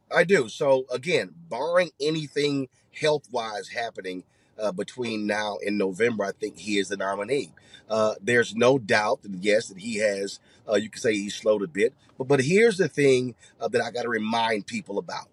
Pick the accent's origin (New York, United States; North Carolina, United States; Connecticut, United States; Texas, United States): Texas, United States; Houston; my hometown